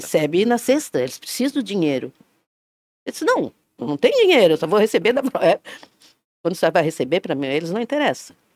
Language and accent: Portuguese; Tubarão, Santa Catarina, Brazil; moved away as an adult; also born or lived in Florianópolis / Rio de Janeiro / Porto Alegre; now in Blumenau, Brazil; eu só saí de Tubarão para fazer faculdade